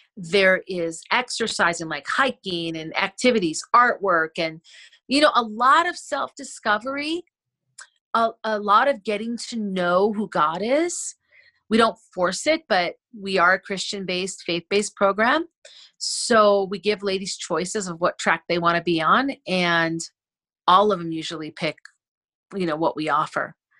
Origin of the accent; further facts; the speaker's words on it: Wisconsin, United States; we had land when I was growing up in Wisconsin